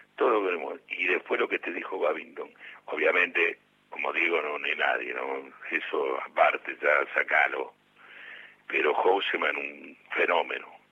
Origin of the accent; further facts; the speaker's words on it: Bahía Blanca, Buenos Aires Province, Argentina; moved away; Bellavista en el club de mi barrio